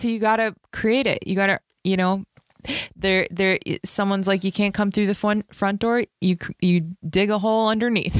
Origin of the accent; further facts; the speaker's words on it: Las Vegas, Nevada, United States; moved away as an adult; now in Los Angeles, United States; I'm like an L A comic, but I'm from Vegas